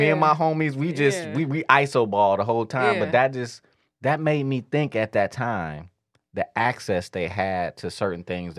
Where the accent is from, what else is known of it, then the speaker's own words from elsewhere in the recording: Detroit, Michigan, United States; Growing up on the east side